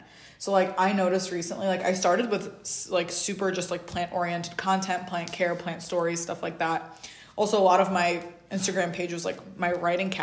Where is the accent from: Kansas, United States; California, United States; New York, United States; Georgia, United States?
New York, United States; also born or lived in Uzbekistan; I'm from New York